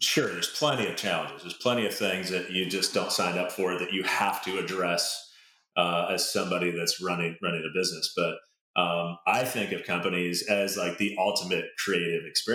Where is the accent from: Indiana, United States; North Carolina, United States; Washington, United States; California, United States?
Washington, United States; a suburb south of Seattle; I grew up in a suburb about 20 minutes south of Seattle